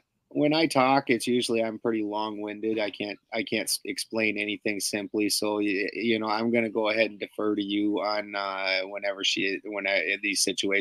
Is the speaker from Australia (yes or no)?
no; Canada; moved away; I'm from Canada's taint, you know. So my accent, my accent's almost the same as yours